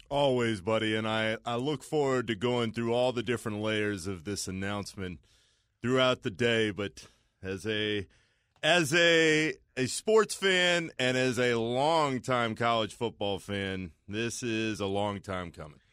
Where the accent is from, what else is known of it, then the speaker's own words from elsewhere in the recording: Orlando, Florida, United States; I grew up in Orlando, Florida